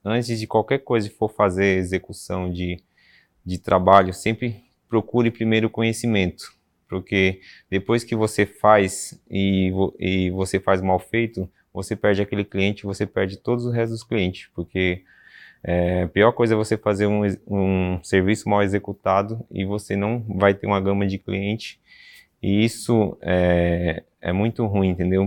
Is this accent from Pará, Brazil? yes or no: no; São Paulo, Brazil; sou da capital de São Paulo, moro em São Paulo mesmo